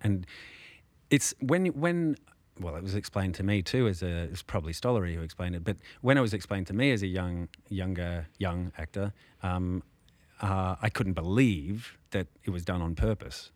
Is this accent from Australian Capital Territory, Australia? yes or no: yes; Canberra, Australian Capital Territory, Australia; I grew up in Canberra